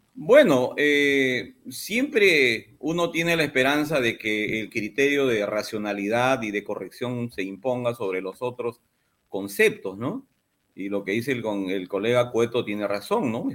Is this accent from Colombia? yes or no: no; Madre de Dios, Peru; yo soy de Madre de Dios